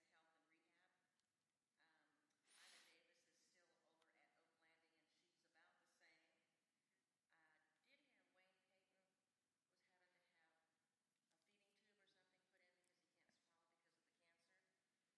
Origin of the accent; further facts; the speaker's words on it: the Shoals area, Alabama, United States; moved away; I grew up in the Shoals area